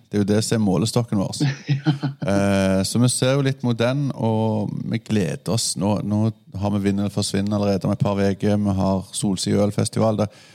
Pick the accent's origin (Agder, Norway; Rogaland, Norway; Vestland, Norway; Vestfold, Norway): Rogaland, Norway; jeg er fra Rogaland, fylket med de positivitetene